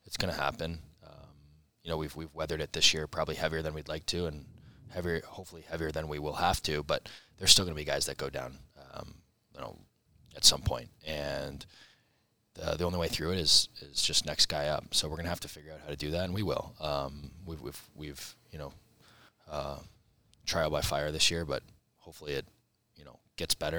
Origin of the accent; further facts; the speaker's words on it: Columbus, Ohio, United States; I'm from here. It's my hometown. I love this city.